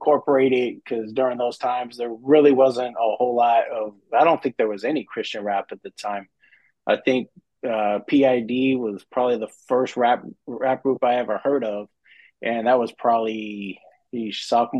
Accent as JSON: {"language": "English", "region": "Colorado", "country": "United States", "tie": "born or raised there", "also_born_or_lived": "Denver / Grand Junction", "said": "I'm originally from Colorado. I born in Colorado Springs, and then high school in the Denver area. Kind of bounced back and forth between the two cities for a big portion of my life"}